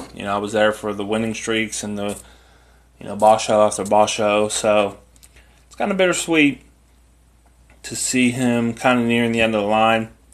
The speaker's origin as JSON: {"language": "English", "country": "United States", "said": "I'm an American"}